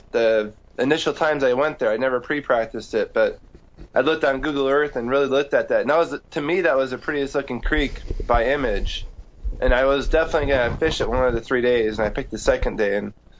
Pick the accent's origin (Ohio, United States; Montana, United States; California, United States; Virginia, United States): California, United States; I grew up in California.